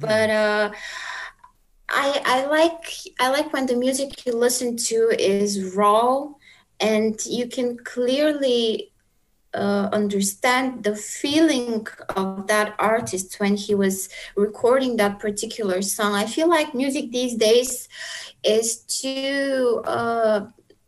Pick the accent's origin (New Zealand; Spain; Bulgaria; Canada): Bulgaria; moved away as an adult; also born or lived in South Korea; my hometown